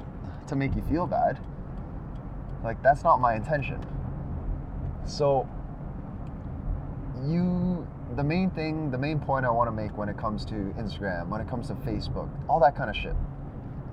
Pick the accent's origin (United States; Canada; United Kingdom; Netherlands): Canada; we're Canadian